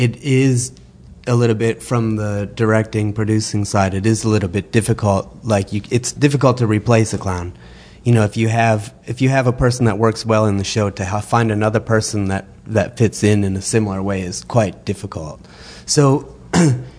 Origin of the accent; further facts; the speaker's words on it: Wisconsin, United States; We're actually both from Wisconsin in the United States